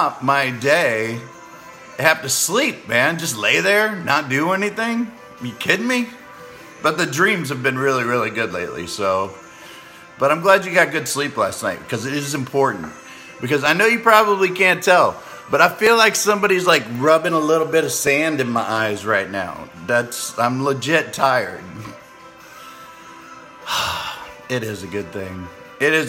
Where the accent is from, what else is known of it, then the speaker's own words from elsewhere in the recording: Clearwater, Florida, United States; I'm from Clearwater, Florida